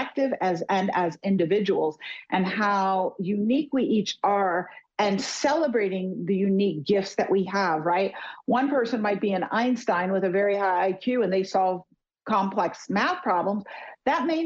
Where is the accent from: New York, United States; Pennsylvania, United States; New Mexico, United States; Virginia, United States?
New York, United States; New York City; I'm more of a nature girl than a big city girl, even though I grew up in New York City